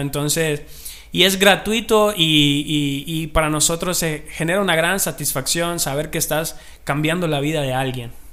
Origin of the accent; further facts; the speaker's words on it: Marcala, La Paz, Honduras; soy de Marcal, a La Paz, tierra del amor, la amistad